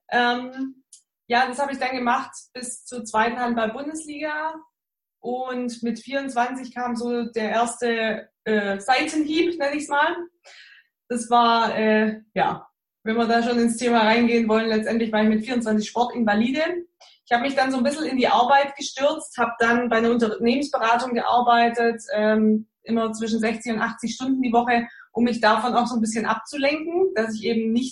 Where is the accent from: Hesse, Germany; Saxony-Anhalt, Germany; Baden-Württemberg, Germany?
Baden-Württemberg, Germany; accent: Swabian; Komme aus der Nähe von Stuttgart. Äh, ihr entschuldigt meinen Dialekt. Man hört es natürlich auch, dass ich aus dem Schwabenland komme.